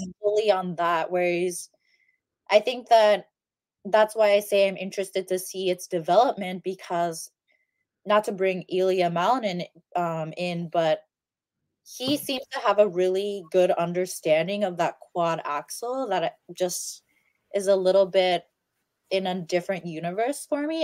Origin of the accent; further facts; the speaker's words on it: United States; as an American